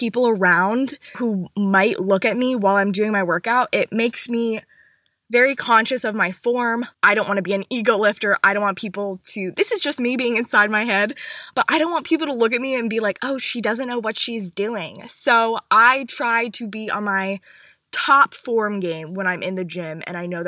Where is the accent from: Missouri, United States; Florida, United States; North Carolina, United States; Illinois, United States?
North Carolina, United States; I'm from North Carolina